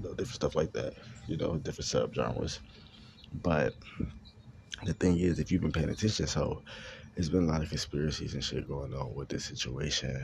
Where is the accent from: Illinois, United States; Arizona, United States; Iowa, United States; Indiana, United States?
Illinois, United States; Chicago; I'm from Chicago